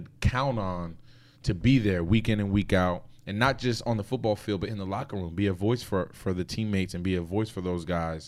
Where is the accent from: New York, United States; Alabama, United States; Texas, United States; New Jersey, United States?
New Jersey, United States; Paterson; I'm from Patterson